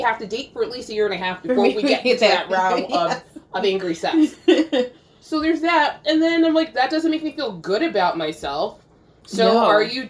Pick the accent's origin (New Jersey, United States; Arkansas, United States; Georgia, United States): New Jersey, United States; Carteret; I grew up in Carteret, New Jersey